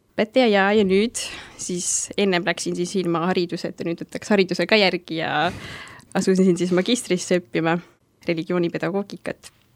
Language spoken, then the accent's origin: Estonian; Saare County, Estonia; moved away as an adult; also born or lived in Kuressaare; now in Tartu, Estonia; pärit olen Saaremaalt, ühest väiksest külakesest ja olen käinud seal koolis, väikses maakoolis